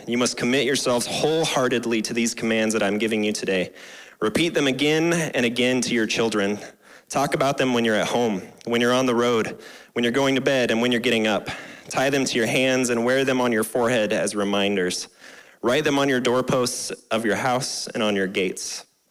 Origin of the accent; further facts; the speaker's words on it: Scottsbluff, Nebraska, United States; moved away as an adult; I graduated from Scottsbluff in 2006.